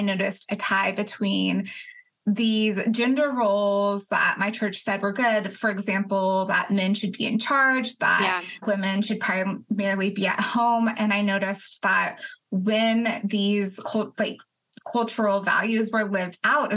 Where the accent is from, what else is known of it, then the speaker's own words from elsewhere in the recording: Colorado, United States; now in Athens, United States; I'm originally from Colorado. I live in Athens, Georgia.